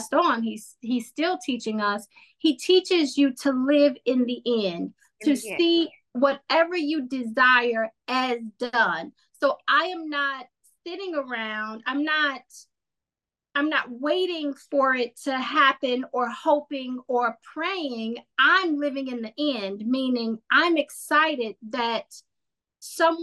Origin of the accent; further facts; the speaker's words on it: Indiana, United States; I grew up in Indiana